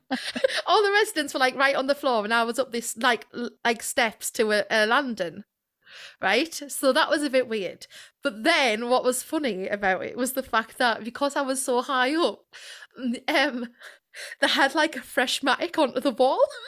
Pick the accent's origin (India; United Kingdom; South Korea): United Kingdom; Sunderland, North East England